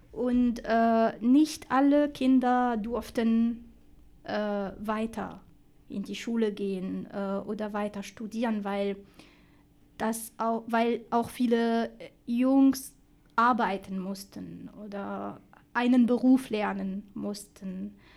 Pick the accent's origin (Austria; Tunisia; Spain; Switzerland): Tunisia; German is a second language; moved away as an adult; now in Dessau, Germany; ich hatte eine schöne und ruhige Kindheit äh, in Tunesien